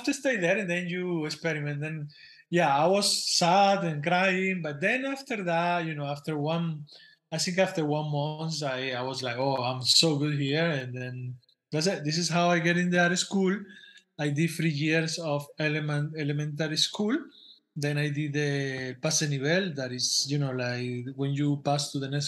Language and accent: English; Manatí, Las Tunas, Cuba; moved away; also born or lived in Havana; I'm from Manatee, Las Tunas. It's a very small town in the south of Cuba, in Oriente